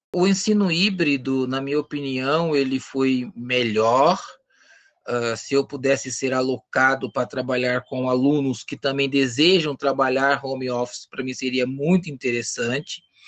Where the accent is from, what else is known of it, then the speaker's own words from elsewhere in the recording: Osasco, São Paulo, Brazil; Sou natural de Osasco